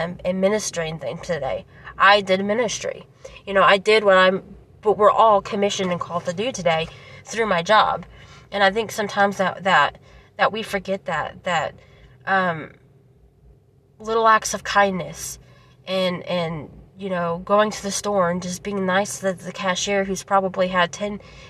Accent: Daviess County, Kentucky, United States; I'm from Davis County.

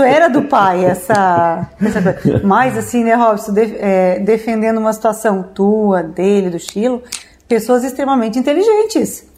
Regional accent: Orleans, Santa Catarina, Brazil; eu sou olhanense nativa

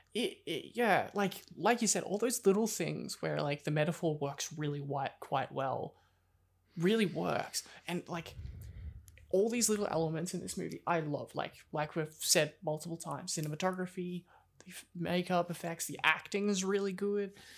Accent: Australia

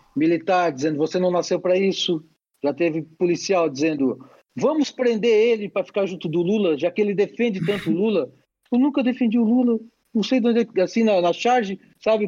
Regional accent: Brazil; eu sou brasileiro

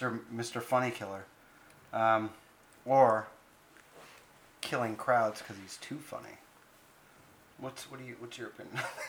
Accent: Canada; I can't even do Canadian accent. I'm Canadian.

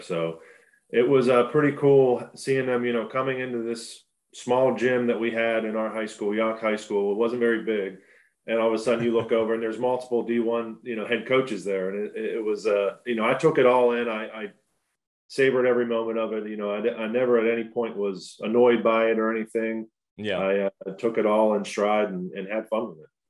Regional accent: Pittsburgh, Pennsylvania, United States; growing up in Pittsburgh is great. It, it is definitely a blue collar town

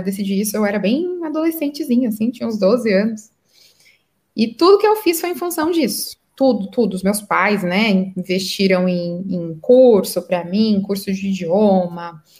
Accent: Santo André, São Paulo, Brazil; moved away as an adult; now in Qatar; eu sou paulista de Santo André. E eu me mudei para o Catar, né? Há muitos anos, então eu moro aqui há oito anos já.

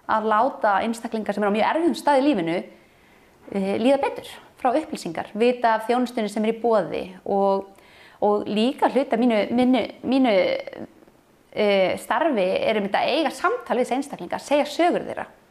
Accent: Kópavogur, Capital Region, Iceland; Ég er alveg upp upp á Vassenda við ellega vatn og þá var það bara falleg sveit.

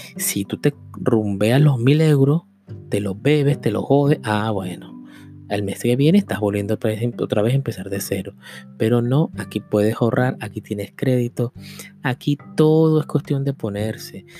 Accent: Venezuela; moved away as an adult; Yo con 20 años quise cambiar mi vida, por eso fue que me fui. Yo no me vine de Venezuela porque había una crisis

